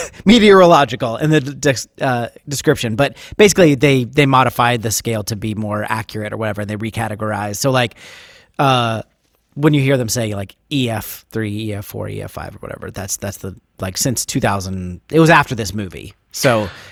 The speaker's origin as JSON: {"language": "English", "region": "Ohio", "country": "United States", "tie": "born or raised there", "moved": "yes", "lives_now": "Nashville, United States", "said": "So I grew up in the Midwest."}